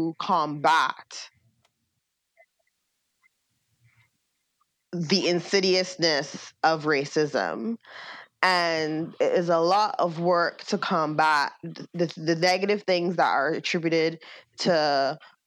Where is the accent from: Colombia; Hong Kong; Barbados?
Barbados; moved away as an adult; also born or lived in Baltimore / Milwaukee; now in United States; grow up in a country that was majority Black